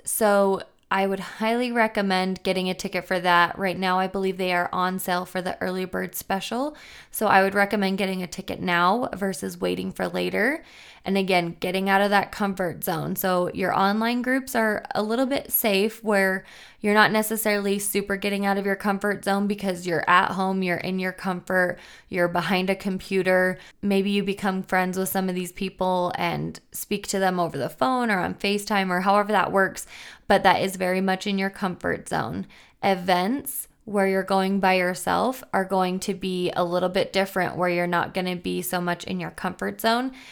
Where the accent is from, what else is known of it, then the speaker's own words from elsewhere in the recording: Logan, Utah, United States; I grew up in Logan, Utah